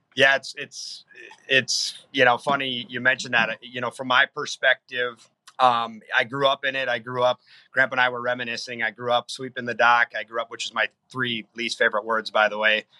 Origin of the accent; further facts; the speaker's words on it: Faribault, Minnesota, United States; my hometown of Faribault, Minnesota